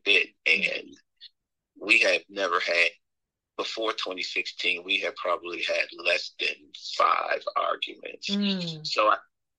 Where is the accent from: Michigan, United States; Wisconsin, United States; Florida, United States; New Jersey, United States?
Michigan, United States; moved away as an adult; now in Atlanta, United States; I'm originally from Michigan.